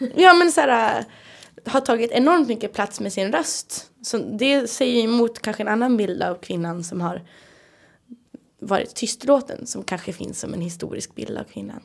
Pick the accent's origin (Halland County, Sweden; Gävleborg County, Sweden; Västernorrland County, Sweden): Västernorrland County, Sweden; Härnösand; i Härnösand, där jag kommer ifrån